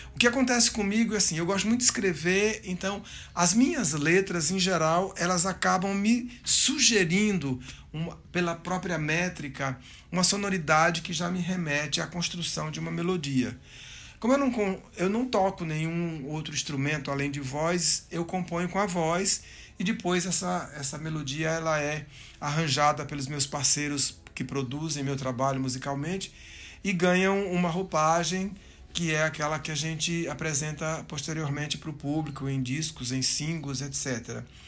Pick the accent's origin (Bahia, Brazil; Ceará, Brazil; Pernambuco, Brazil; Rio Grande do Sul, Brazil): Ceará, Brazil; Juazeiro do Norte; also born or lived in Recife; now in São Paulo, Brazil; eu sou cearense, eu nasci em Juazeiro do Norte, lá no sul do Ceará, uma cidade de grande efervescência cultural, musical, é, e eu cresci no meio daquela daquela efervescência